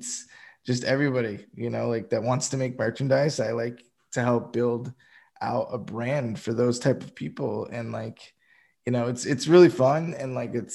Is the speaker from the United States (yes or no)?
yes; Boston, Massachusetts, United States; moved away; I'm originally from Boston, Massachusetts, like the outskirts